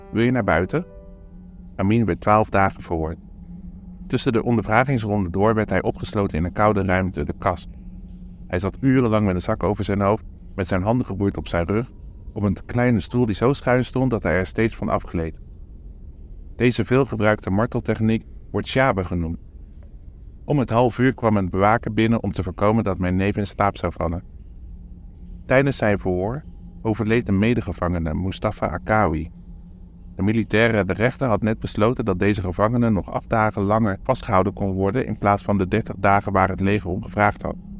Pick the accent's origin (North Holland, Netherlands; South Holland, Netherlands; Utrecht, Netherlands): South Holland, Netherlands; Vlaardingen; we uit Nederland kwamen